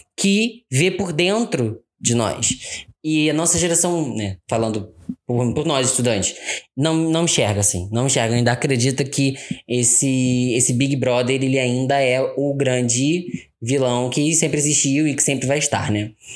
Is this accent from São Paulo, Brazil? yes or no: no; Rio de Janeiro, Brazil; Eu nasci e fui criado no Rio de Janeiro